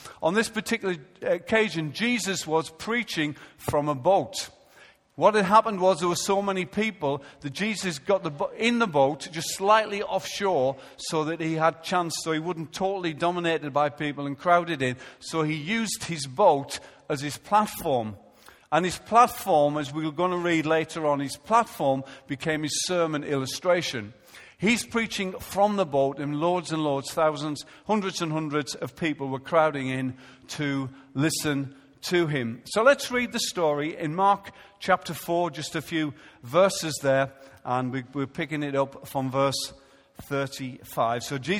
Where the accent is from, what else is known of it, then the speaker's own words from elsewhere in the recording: Israel; because I come from Israel